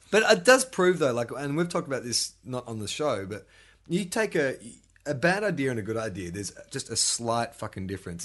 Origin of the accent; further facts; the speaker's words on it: Melbourne, Victoria, Australia; moved away; growing up in Melbourne, you know, you got Saint Kilda Beach